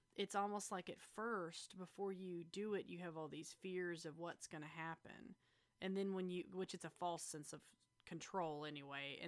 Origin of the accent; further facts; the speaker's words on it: the South, United States; we grew up in the South